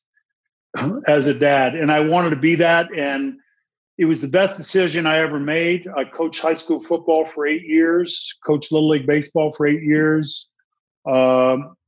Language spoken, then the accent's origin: English; Boston, Massachusetts, United States; I'm from Boston